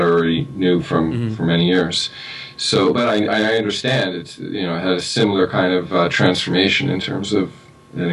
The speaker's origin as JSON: {"language": "English", "town": "New York City", "region": "New York", "country": "United States", "tie": "born or raised there", "also_born_or_lived": "Long Island", "moved": "as an adult", "lives_now": "Los Angeles, United States", "said": "I grew up in Queens and went to college on Long Island."}